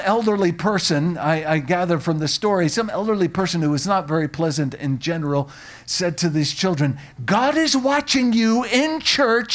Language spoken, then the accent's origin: English; Long Island, New York, United States; moved away; also born or lived in Tennessee; I grew up on Long Island